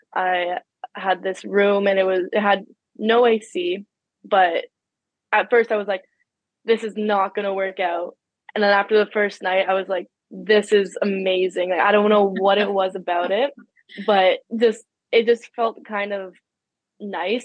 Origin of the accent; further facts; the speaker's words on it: Ottawa, Ontario, Canada; I grew up in Ottawa. I've always lived in Ottawa.